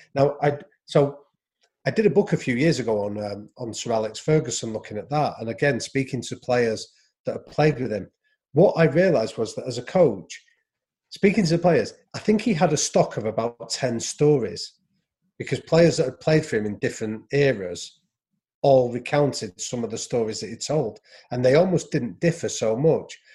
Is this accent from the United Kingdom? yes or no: yes; England, United Kingdom; I was a white English guy